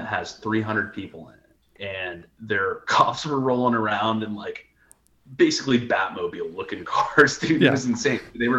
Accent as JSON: {"language": "English", "town": "Ocala", "region": "Florida", "country": "United States", "tie": "born or raised there", "also_born_or_lived": "Gainesville, Florida", "moved": "yes", "said": "So I'm originally from Ocala. My whole family's been there for over 100 years."}